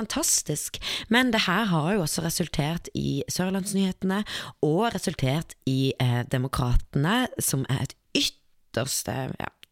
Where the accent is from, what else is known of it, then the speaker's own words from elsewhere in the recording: Kristiansand, Agder, Norway; jeg er fra Kristiansand